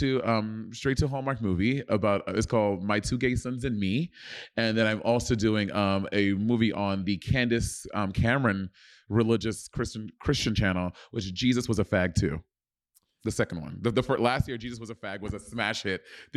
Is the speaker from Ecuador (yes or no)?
yes; Ecuador; born there; I was born in Ecuador.